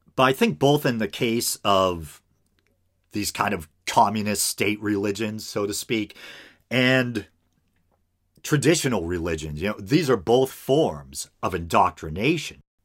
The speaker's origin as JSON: {"language": "English", "country": "United States", "said": "as an American"}